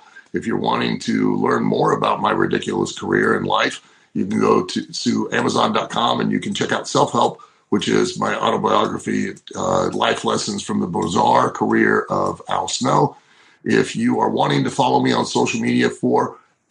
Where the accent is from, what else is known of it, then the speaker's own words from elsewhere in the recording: Lima, Ohio, United States; moved away; in Lima, Ohio on October 28th in my hometown with my mother in the audience